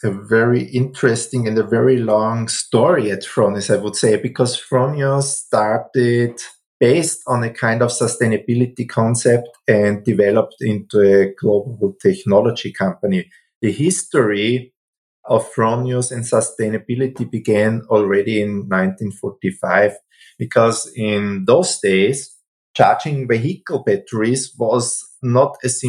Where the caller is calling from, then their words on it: Wels, Upper Austria, Austria; I'm calling from Wels. That's a city in Upper Austria.